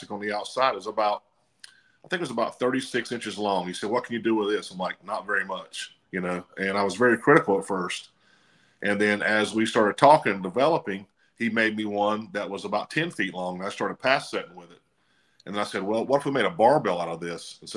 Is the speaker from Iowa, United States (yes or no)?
no; Denver, North Carolina, United States; I was brought up in Denver and Lincoln County up there, Lake Norman area, close to you guys up there in Charlotte. That's where I grew up